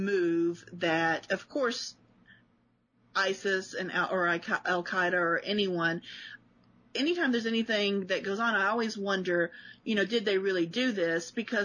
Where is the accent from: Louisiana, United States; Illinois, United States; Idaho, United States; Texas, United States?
Illinois, United States; Chicago; And I still drive like I'm from Chicago.